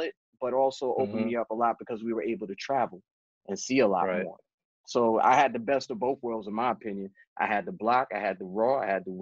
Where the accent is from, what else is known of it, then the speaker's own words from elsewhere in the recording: New York City, New York, United States; I grew up in the South Bronx